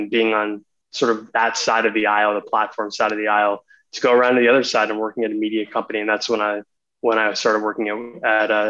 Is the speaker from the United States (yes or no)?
no; India; I'm, I'm Indian. My parents are both, we're both from India.